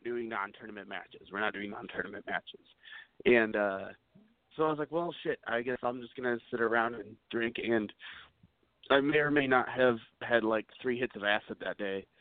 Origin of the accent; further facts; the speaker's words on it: United States; moved away; I'm originally from the Quad Cities, which about three hours southwest of uh, Chicago